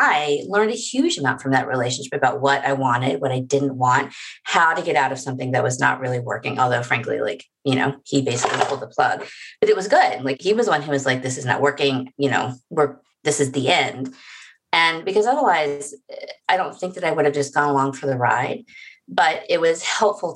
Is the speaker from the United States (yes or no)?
yes; the South, United States; I'm not from small town North Carolina, but like I'm from the South